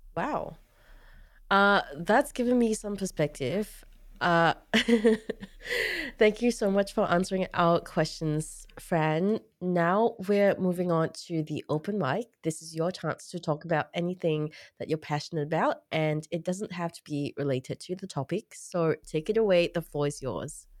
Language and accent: English; Singapore; now in Australia; I grew up in Singapore